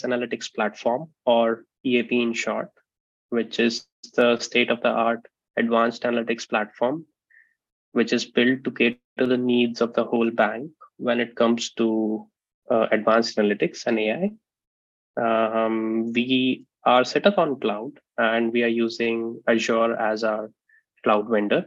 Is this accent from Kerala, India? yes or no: no; Vidisha, Madhya Pradesh, India; moved away as an adult; now in Sweden; I'm born and brought up in India at a place called Vidisha, which is a very small town